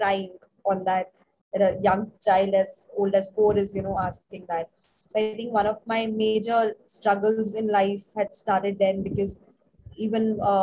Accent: Delhi, India; moved away as an adult; also born or lived in Hyderabad / Chennai / Bangalore / Mumbai; now in Gurgaon, India; So I was born in Delhi. It was my whole childhood schooling was done in Delhi

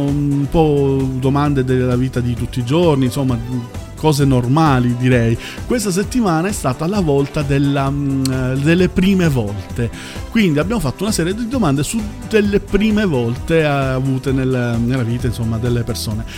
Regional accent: Southern Italy, Italy; io che sono terrone

